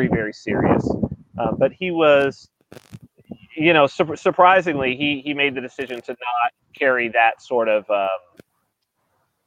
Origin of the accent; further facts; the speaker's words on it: San Bernardino, California, United States; I'm from San Bernardino, California, which is like desert.